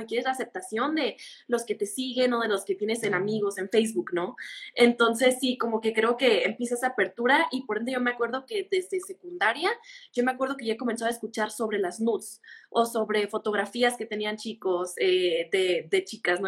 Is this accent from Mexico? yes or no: yes; Mexicali, Baja California, Mexico; yo soy de Mexicali, de Mexicali